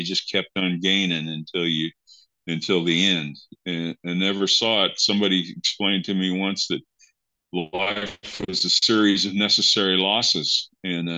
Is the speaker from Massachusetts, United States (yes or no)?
no; Kansas, United States; I grew up in Kansas in a small town.